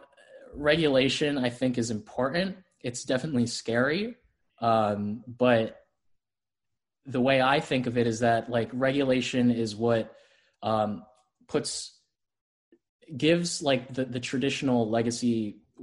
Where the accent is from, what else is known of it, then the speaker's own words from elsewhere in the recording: Florida, United States; I'm from Florida. I grew up, born and raised in Florida